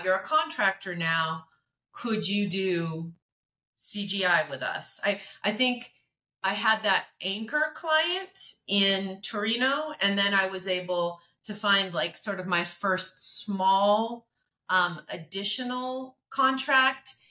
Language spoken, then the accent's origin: English; Medford, Oregon, United States; I grew up in Oregon. I'm an Oregonian, uh, not in Portland